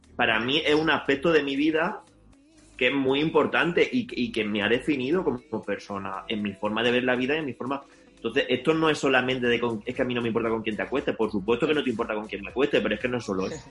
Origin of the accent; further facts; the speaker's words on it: Linares, Andalusia, Spain; accent: andaluza; yo soy de Linares